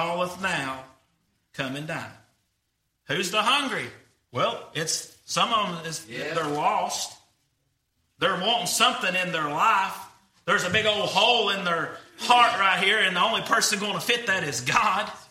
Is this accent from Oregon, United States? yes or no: no; Greenback, Tennessee, United States; I'm from Greenback